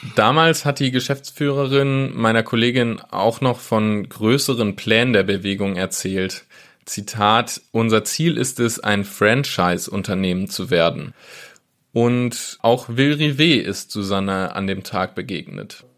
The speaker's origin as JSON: {"language": "German", "town": "Wesel", "region": "North Rhine-Westphalia", "country": "Germany", "moved": "yes", "said": "Ich komme selbst ursprünglich aus Wesel"}